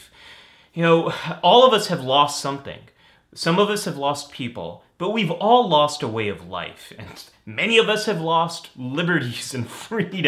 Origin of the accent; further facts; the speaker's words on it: Northern California, United States; I grew up in Northern California